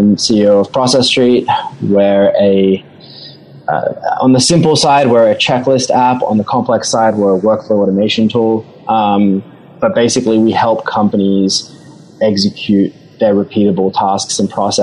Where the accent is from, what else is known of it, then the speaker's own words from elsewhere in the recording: Sydney, New South Wales, Australia; accent: Aussie twang; moved away as an adult; now in New York, United States; I'm originally from Sydney. I grew up in the North Shore there. Stayed in Sydney till I was about 24.